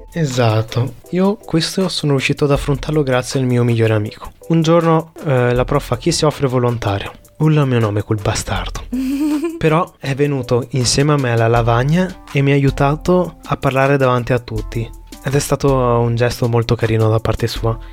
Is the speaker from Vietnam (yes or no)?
yes; Vietnam; sono vietnamita